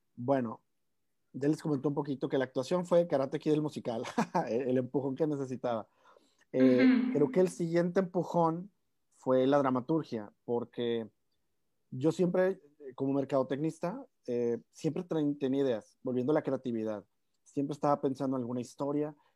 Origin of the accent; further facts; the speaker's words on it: Monterrey, Nuevo León, Mexico; somos eh, tres regios los que estamos escribiendo